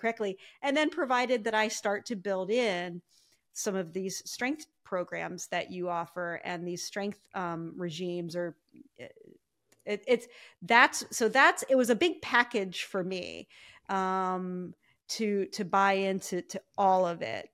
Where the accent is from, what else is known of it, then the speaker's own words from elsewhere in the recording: Ohio, United States; I grew up in Ohio